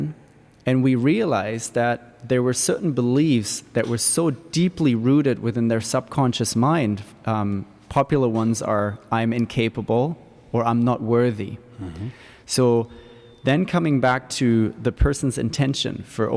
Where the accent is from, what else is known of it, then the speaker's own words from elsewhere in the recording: Germany; now in Victoria; I was brought up in Germany where it's very academic, all about science